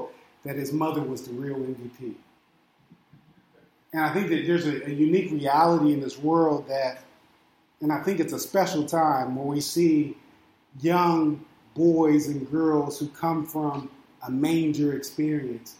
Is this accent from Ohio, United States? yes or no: yes; Steubenville, Ohio, United States; moved away; also born or lived in Illinois; my birth certificate says that I'm from Ohio. My driver's license says that I live in Illinois. And I moved out here